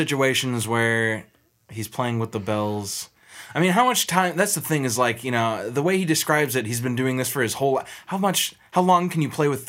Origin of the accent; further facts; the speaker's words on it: Midwest, United States; We're from the Midwest.